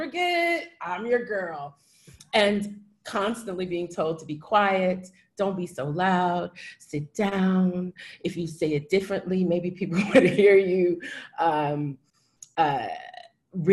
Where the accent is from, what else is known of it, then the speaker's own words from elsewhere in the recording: Houston, Texas, United States; as a child growing up in Houston, in a very creative family